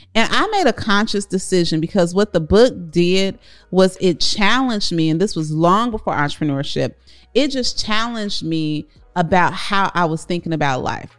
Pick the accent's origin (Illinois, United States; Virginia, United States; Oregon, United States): Illinois, United States; Chicago; Corey and I grew up in Chicago, South Side